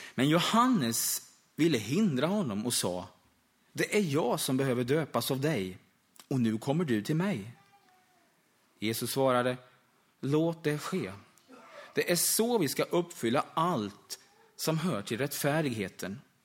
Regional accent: Österbymo, Östergötland, Sweden; familjen och församlingen där hemma i södra Östergötland i Österbymo

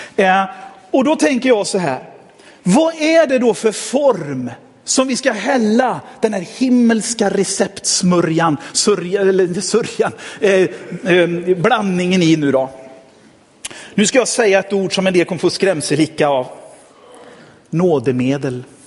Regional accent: Sweden; jag fick födas i Sverige

